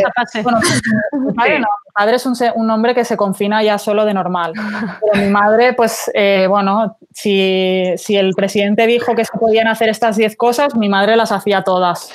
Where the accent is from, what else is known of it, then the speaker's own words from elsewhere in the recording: Valencia, Valencian Community, Spain; moved away; yo soy de Valencia, mis padres viven allí